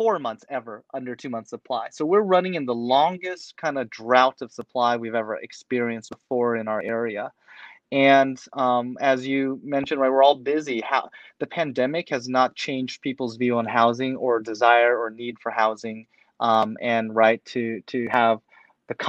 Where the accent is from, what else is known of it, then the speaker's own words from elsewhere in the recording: Portland, Oregon, United States; I grew up in Portland my whole life. I was born here.